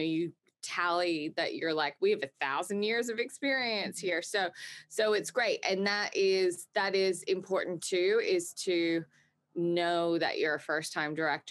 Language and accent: English; Australia; I grew up in Australia